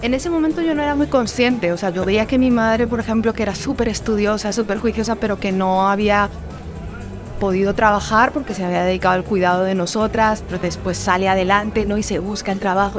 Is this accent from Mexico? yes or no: no; Spain; moved away as an adult; now in Colombia; creciendo en una sociedad como la española